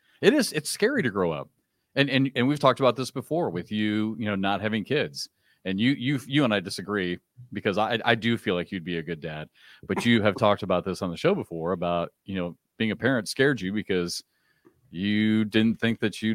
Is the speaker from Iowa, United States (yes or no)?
yes; Iowa, United States; also born or lived in Kansas; growing up in Iowa